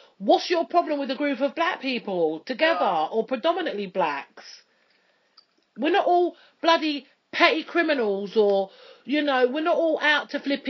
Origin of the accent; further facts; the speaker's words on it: London, United Kingdom; I'm from London